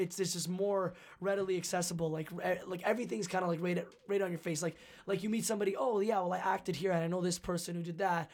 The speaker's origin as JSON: {"language": "English", "country": "Canada", "said": "being Canadian"}